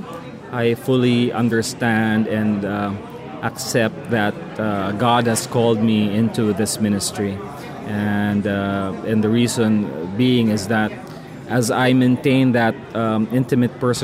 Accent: Philippines; I'm from the Philippines

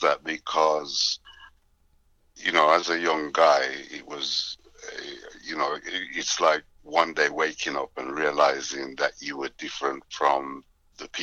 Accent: England, United Kingdom; My parents are Jamaican. I was actually born in England

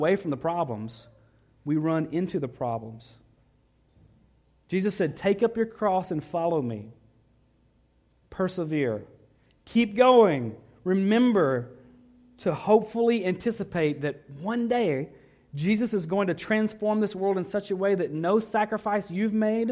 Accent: the South, United States; moved away; growing up in the South

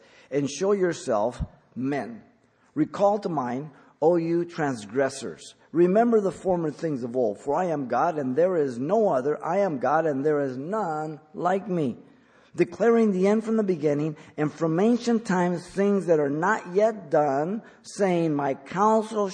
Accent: Mexico; now in United States; I was born in Mexico

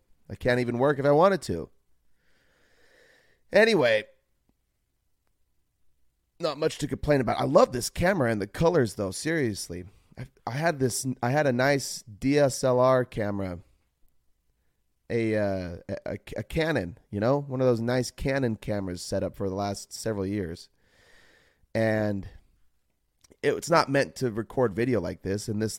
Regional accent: Utah, United States; I grew up in Utah, in the U.S. of A., and was raised a Mormon, and Christianity is the only religion that is within my family.

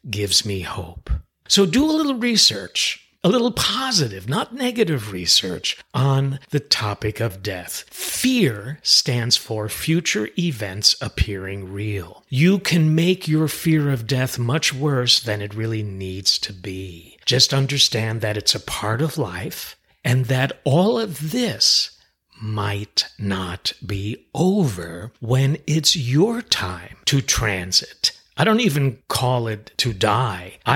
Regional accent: Westchester, New York, United States; the house where we were raised in Westchester, New York

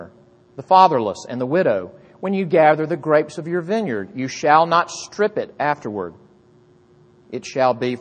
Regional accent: Jackson, Mississippi, United States; moved away; I grew up in Mississippi, which is, you better believe me, Bible Belt

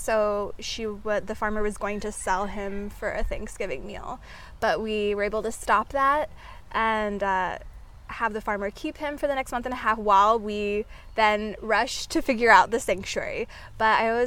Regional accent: Oregon, United States; moved away as an adult; now in Oahu, United States; I'm originally from Oregon, but I moved here about 3 years ago

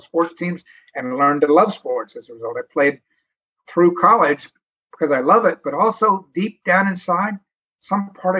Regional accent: New York, United States; I was from New York

